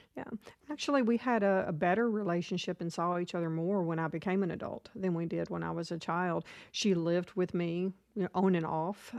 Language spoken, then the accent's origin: English; Nashville, Tennessee, United States; also born or lived in Florida; I grew up in Nashville, kind of moved around a lot.